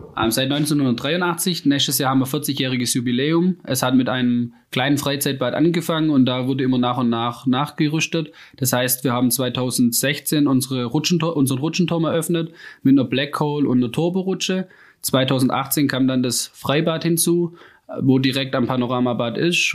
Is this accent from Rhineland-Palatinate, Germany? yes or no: no; Rems-Murr district, Baden-Württemberg, Germany; moved away as an adult; now in Freudenstadt, Germany; ich komme ähm, ursprünglich aus dem Rems-Murr-Kreis